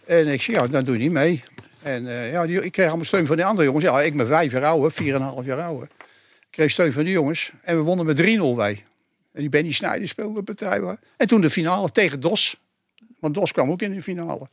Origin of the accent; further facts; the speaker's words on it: Utrecht, Netherlands; wij komen uit Hoograven